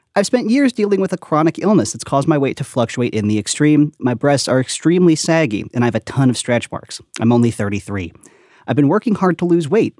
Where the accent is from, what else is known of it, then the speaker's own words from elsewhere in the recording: Long Island, New York, United States; also born or lived in Brooklyn; I was, I was born on Long Island